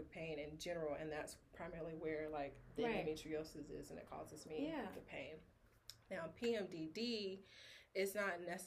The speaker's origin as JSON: {"language": "English", "region": "Tennessee", "country": "United States", "tie": "born or raised there", "also_born_or_lived": "South Carolina / Florida", "moved": "as an adult", "lives_now": "Tallahassee, United States", "said": "I was born in South Carolina, raised in Tennessee"}